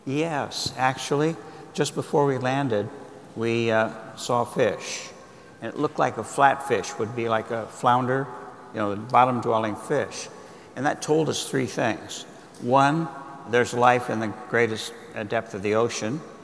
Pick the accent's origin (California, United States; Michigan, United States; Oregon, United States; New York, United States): California, United States; Berkeley; I was born in Berkeley, across the bay. I grew up in the Bay Area